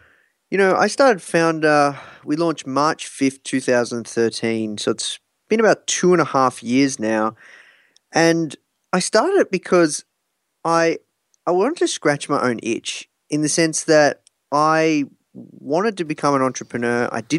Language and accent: English; Melbourne, Victoria, Australia; Yeah, I'm from Melbourne, Australia.